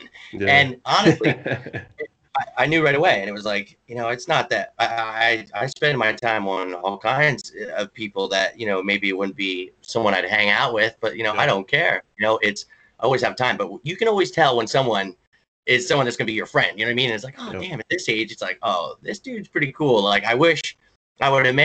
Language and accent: English; Lewisburg, Pennsylvania, United States; also born or lived in Mifflinburg, Pennsylvania / Brooklyn, New York / Florida / Philadelphia, Pennsylvania; Lewisburg, Pennsylvania, where I was born and raised